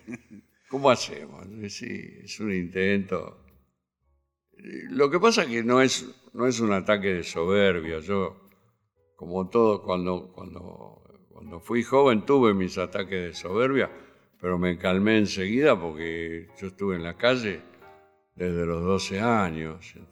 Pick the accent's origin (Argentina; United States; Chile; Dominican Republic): Argentina; Buenos Aires; La maternidad Sardá, donde yo nací, era de un doctor catalán